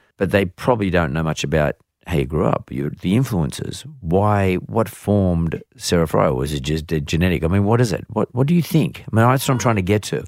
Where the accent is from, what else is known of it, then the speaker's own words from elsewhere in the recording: Sydney, New South Wales, Australia; I grew up here in Sydney